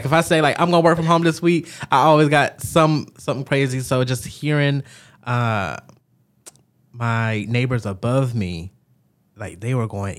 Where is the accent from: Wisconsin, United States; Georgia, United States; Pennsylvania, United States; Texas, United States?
Georgia, United States; I'm from Georgia, I'm an American